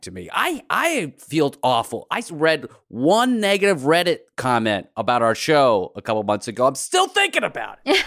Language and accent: English; United States; growing up in America as a first gen immigrant